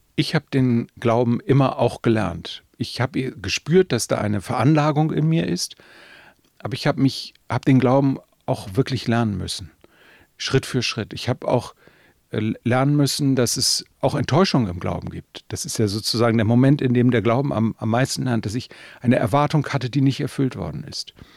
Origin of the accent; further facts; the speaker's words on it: the North, Northern Germany, Germany; bei uns im Norden natürlich äh, evangelisch getauft